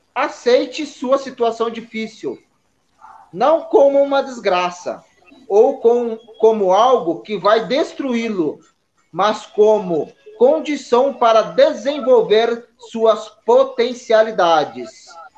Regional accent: Taubaté, São Paulo, Brazil; Eu sou de Taubaté

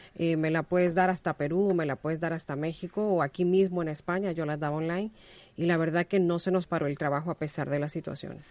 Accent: Honduras; now in Spain; yo soy hondureña

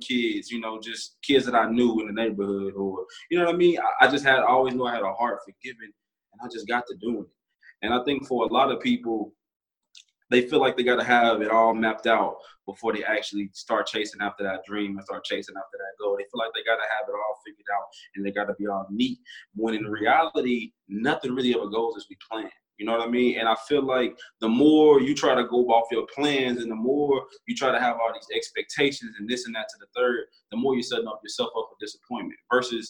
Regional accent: Little Rock, Arkansas, United States; born and raised in Little Rock, Arkansas

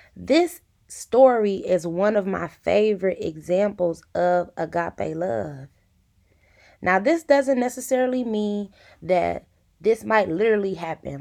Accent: Detroit, Michigan, United States; I am from the east side of Detroit.

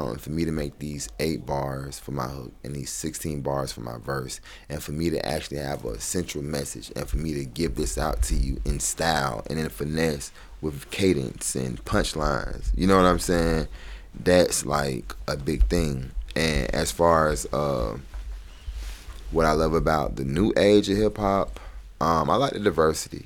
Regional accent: Atlanta, Georgia, United States; I'm from Atlanta

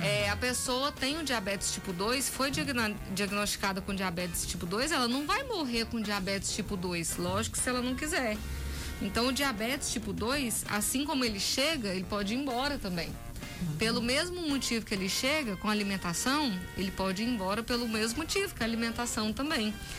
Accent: Brazil; sou nascida e criada aqui em Umas

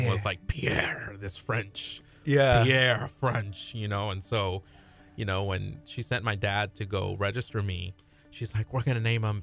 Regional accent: Peru; So um, I'm from Peru, and I was born in Peru

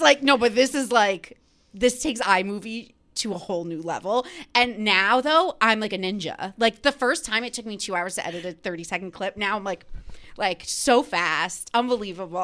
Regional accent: New Jersey, United States; I'm from New Jersey

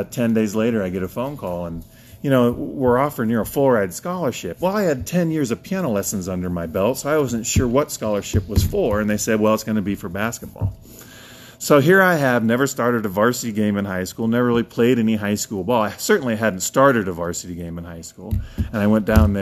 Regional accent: Washington, Iowa, United States; moved away; Washington is always going to be my hometown.

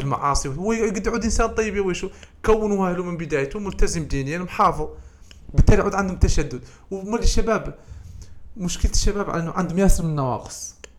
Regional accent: Mauritania; احنا الموريتانيين

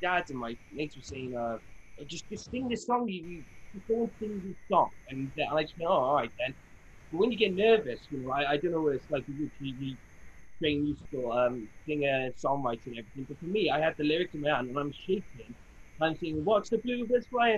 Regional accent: Barry, Wales, United Kingdom; I'm from Barry

